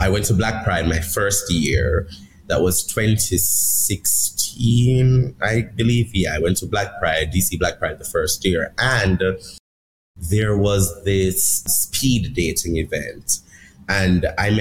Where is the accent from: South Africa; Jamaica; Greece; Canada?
Jamaica; now in United States; I'm from Jamaica